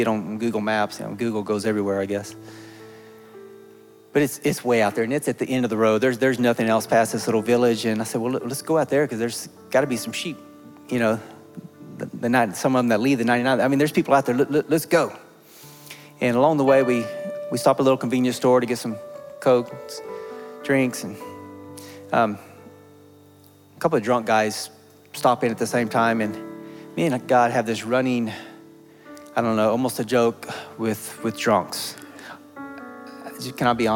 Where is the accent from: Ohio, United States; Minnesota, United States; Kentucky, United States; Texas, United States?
Texas, United States; accent: Texan; first language English; My first language is not Spanish, it's English or Texan